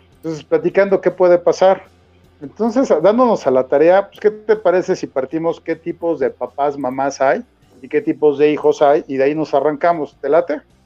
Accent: Mexico; como buen mexicano

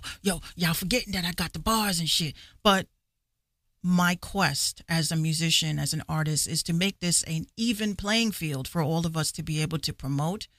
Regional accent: Yonkers, New York, United States; I grew up in Yonkers

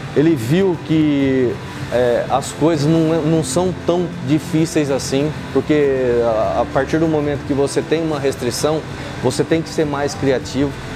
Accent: Osvaldo Cruz, São Paulo, Brazil; moved away as an adult; also born or lived in Buritama, São Paulo; Eu saí de Oswaldo Cruz, fui para Buritama, uma cidadezinha aqui perto de Araçatuba

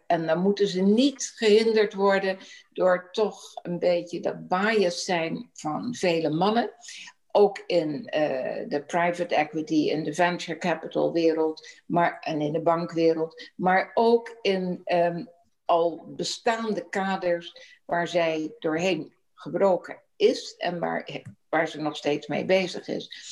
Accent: Rotterdam, South Holland, Netherlands; geboren en getogen in Rotterdam.

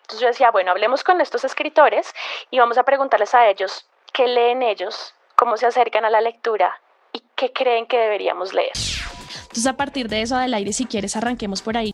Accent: Colombia; nosotros como colombianos

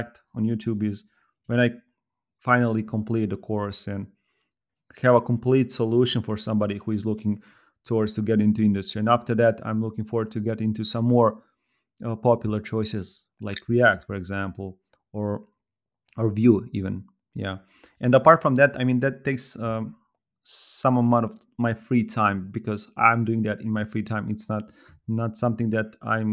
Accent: Serbia; I'm from Serbia

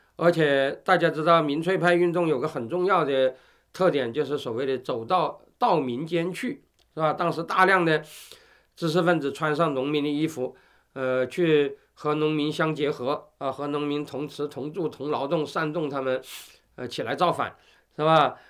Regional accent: China; 后来我们中国人把它把这个词翻译成叫做“富农”

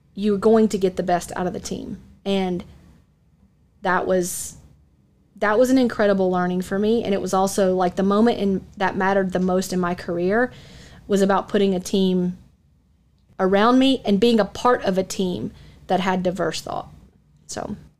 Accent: Atlanta, Georgia, United States; moved away as an adult; also born or lived in Dallas; I grew up in the Atlanta market

